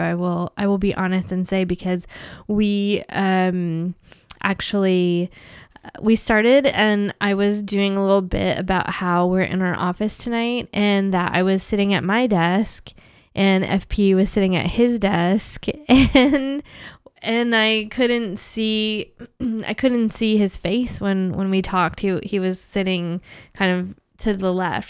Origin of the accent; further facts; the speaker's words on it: United States; moved away as an adult; now in Canada; as an American here in Canada